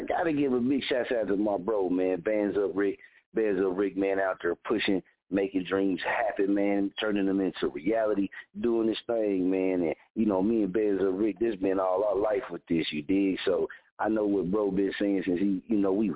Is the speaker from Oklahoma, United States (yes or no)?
yes; Oklahoma, United States; born or raised there